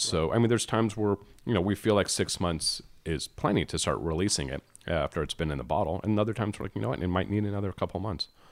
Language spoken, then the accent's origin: English; California, United States; for a Cali boy